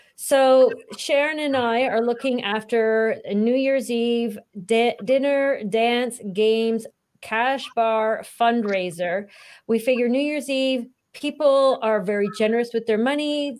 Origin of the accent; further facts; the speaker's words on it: Canada; as Canadians